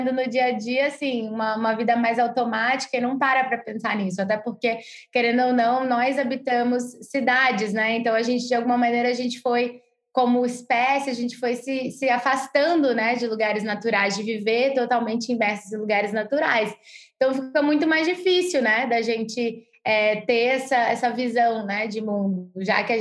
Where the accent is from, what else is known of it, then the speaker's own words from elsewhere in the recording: Rio de Janeiro, Brazil; moved away; eu cresci no Rio de Janeiro, né? Uma cidade gigante para quem conhece o Rio. Então eu fui, tava, eu sempre fui muito urbana, né?